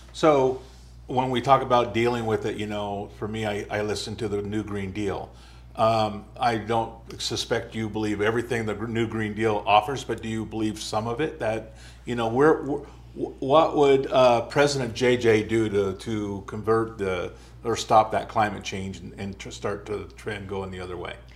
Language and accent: English; United States; as an American